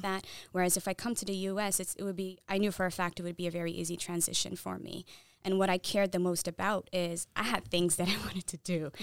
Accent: Saudi Arabia; first language Tigrinya; English is a second language; moved away; also born or lived in Eritrea; I was born and raised in Saudi Arabia.

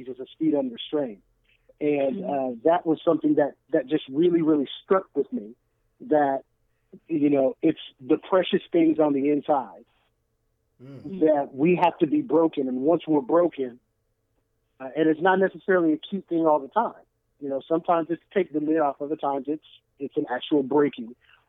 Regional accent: Kansas, United States; moved away as an adult; now in St. Louis, United States; I'm originally from Kansas. My church relocated here in 2005.

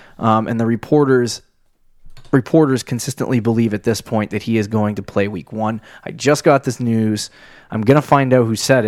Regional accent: South Carolina, United States; Well, I came from South Carolina. I'm just peachy.

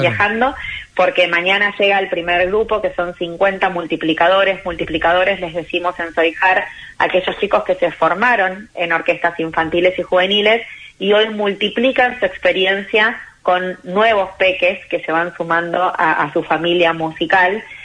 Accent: Chascomús, Buenos Aires Province, Argentina; yo soy chascomunense

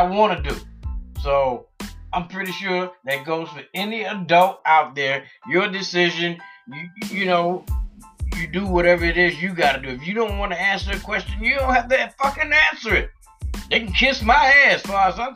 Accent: United States; I'm American, but I'm black. My parents was born here. I was born here.

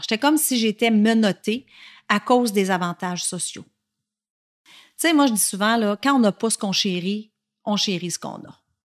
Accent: La Tuque, Quebec, Canada; Je suis née à Latuc, une petite ville en Mauricie, tout près de Shawinigan, et je suis restée à Latuc jusqu'à l'âge de 12 ans

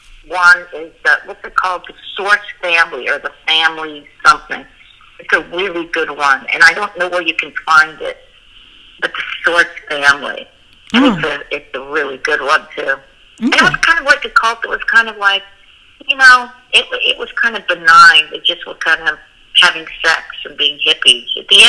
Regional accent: Boulder, Colorado, United States; You know, I grew up in Colorado.

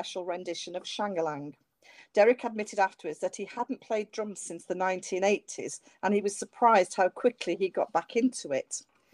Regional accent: Manchester, North West England, United Kingdom; I grew up in Manchester

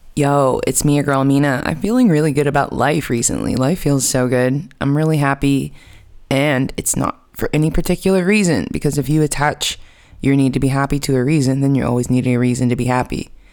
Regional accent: United States; moved away as an adult; also born or lived in New York City; now in Amsterdam, Netherlands; I'm from America. I'm American, and I have been living in Amsterdam for the past three years

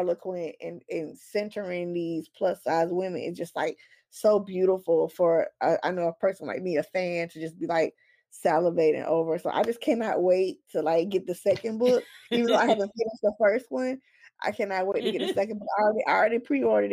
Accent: the South, United States; I'm from the South

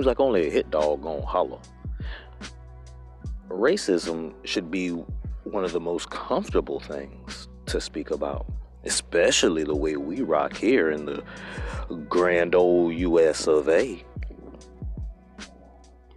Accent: United States; I'm American

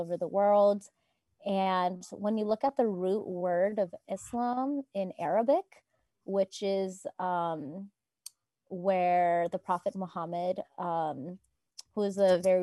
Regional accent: Marin, California, United States; I grew up here in Marin.

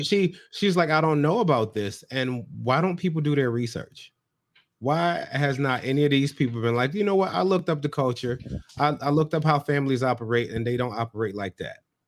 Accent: United States; I'm American

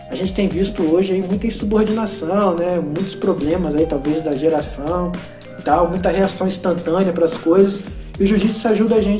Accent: Brazil; faixa azul, e assim como o jiu-jitsu, eu sou brasileiro, né?

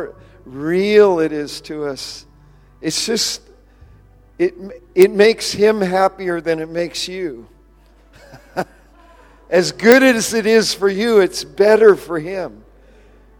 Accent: Sonora, California, United States; moved away as an adult; also born or lived in Santa Cruz, California / Pennsylvania; now in Brisbane, Australia; I grew up in the Sierra Nevadas and near Yosemite National Park. So I grew up with skiing and in a resort. I grew up in a resort town

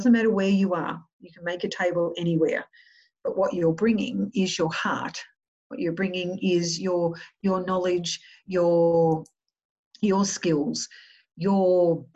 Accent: Australia

